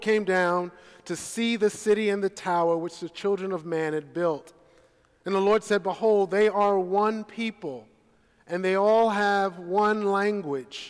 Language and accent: English; New York City, New York, United States; I am a native New Yorker, born and raised in Brooklyn, New York